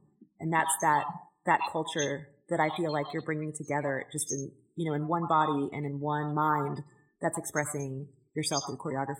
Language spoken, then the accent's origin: English; Houston, Texas, United States; I grew up in Houston and I speak a little Spanish and I have Latino friends